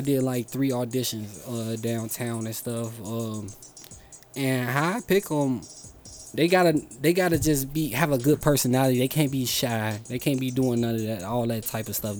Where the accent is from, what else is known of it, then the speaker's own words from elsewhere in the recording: Chicago, Illinois, United States; I was born in Humboldt Park